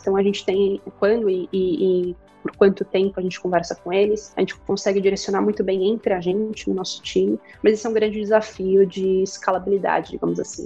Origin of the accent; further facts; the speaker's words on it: Curitiba, Paraná, Brazil; also born or lived in Toronto, Canada; Eu sou curitibana, Paulo, é, sou, sou engenheira de produção, me formei, me formei em Curitiba